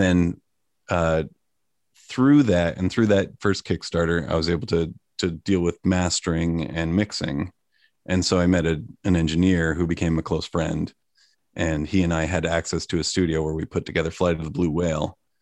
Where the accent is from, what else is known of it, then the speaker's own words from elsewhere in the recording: Sleepy Hollow, New York, United States; moved away as an adult; also born or lived in Boston; now in Portland, United States; I was born in Sleepy Hollow, New York